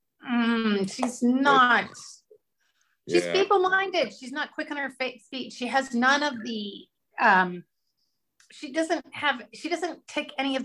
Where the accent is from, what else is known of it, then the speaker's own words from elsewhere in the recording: Canada; we're Canadian, right? We didn't grow up thinking about Supreme Court